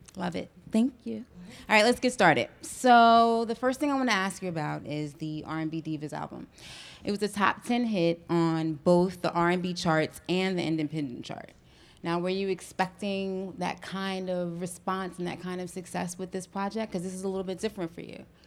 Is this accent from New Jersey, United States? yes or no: yes; East Orange, New Jersey, United States; my hometown of East Orange, New Jersey